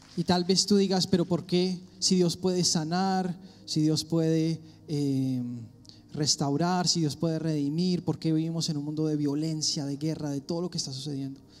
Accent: Colombia; moved away; soy colombiano

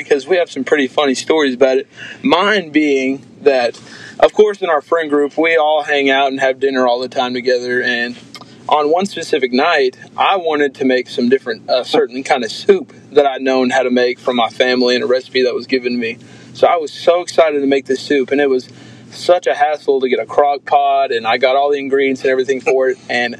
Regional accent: Mount Juliet, Tennessee, United States; moved away as an adult; now in Martin, United States; I am from Mount Juliet, Tennessee, which is about 20 minutes outside of Nashville

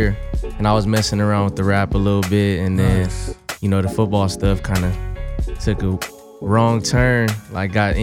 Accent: Anaheim, California, United States; I'm coming from Anaheim, California, born and raised.

